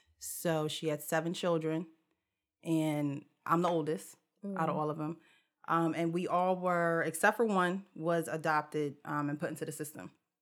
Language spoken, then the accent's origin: English; Jersey City, New Jersey, United States; now in Wellingborough, United Kingdom; But yeah, I came straight from Jersey City to Wellingborough. Now, while I was in Jersey City, I was in 4 foster homes.